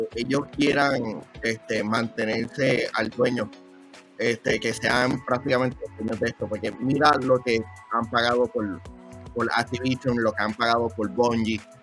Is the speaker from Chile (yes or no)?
no; Puerto Rico; ser un boricua